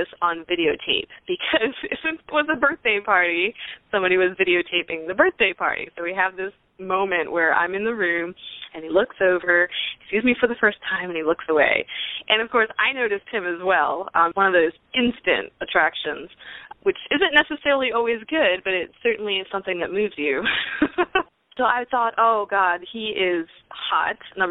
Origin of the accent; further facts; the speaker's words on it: Pennsylvania, United States; now in Houston, United States; I live in Houston, Texas, but originally I'm from Pennsylvania.